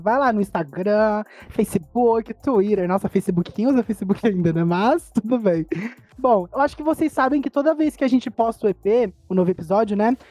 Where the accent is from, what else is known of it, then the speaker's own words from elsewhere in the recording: Brazil; A gente é brasileira